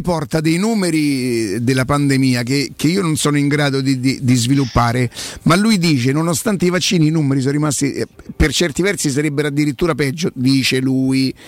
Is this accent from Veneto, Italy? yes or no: no; Rome, Lazio, Italy; non sono nata a Prima Valle ma sono cresciuta a Prima Valle